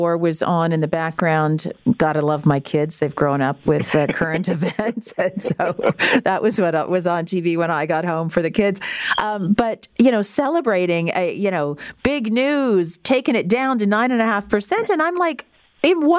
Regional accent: Listowel, Ontario, Canada; moved away; my hometown of Listowel

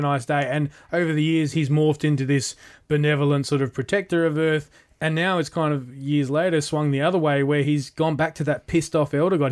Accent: Australia; as an Australian

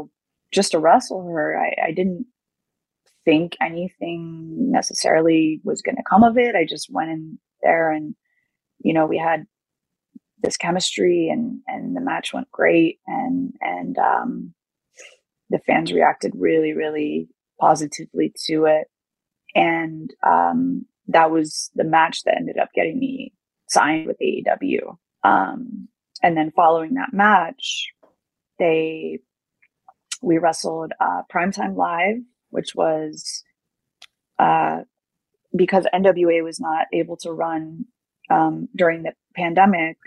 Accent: United States; especially as an American, as a foreigner

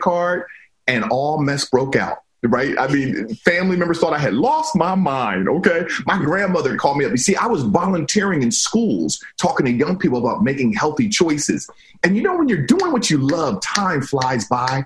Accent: Silver Spring, Maryland, United States; moved away as an adult; also born or lived in Virginia; now in California, United States; I grew up in Silver Spring, Maryland

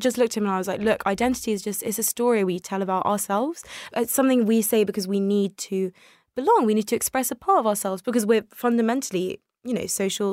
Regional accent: United Kingdom; English is a second language; also born or lived in Tel Aviv, Israel; I came to the UK when I was very young, I was a toddler. I didn't speak English at the time

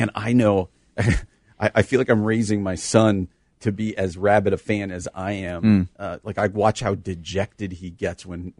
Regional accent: East Coast, United States; I'm from the East Coast.

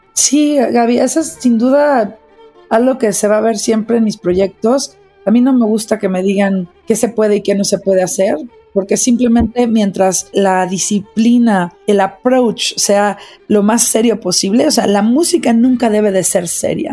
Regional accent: Mexico; soy directora de orquesta, soy mexicana, soy mamá

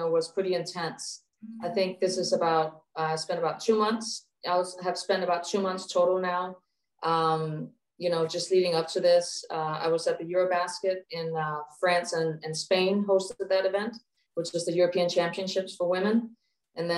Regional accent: Copenhagen, Capital Region of Denmark, Denmark; also born or lived in Japan; now in Hawaii, United States; So I was born and raised in Copenhagen, or just outside of Copenhagen, where I grew up playing basketball.

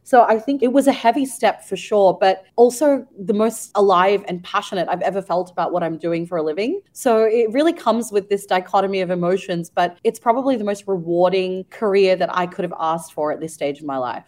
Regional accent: Ukraine; now in Singapore; I grew up in Ukraine and spent a couple of years of my life there

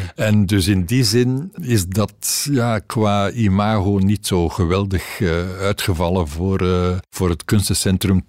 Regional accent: Ghent, Flanders, Belgium; ik ben een Gentenaar

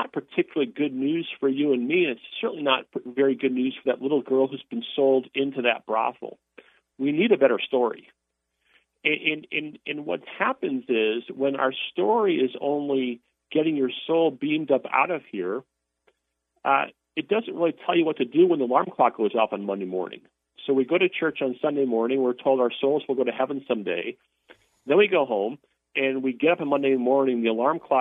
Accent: Wisconsin, United States; I'm from Wisconsin.

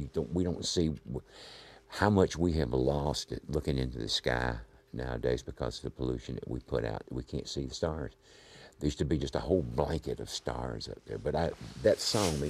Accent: North Carolina, United States; moved away; growing up in North Carolina when I was a young man, you know, a kid from infancy on

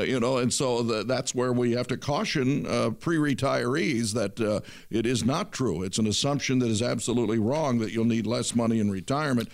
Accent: Detroit, Michigan, United States; I'm from Detroit

